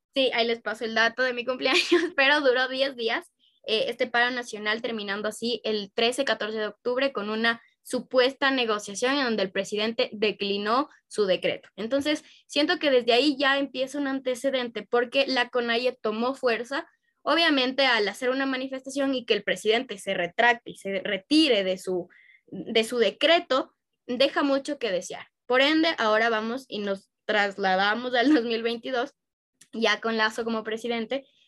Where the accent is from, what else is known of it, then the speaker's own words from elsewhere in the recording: Ecuador; en Ecuador al menos nosotros ya teníamos una ideología demócrata cristiana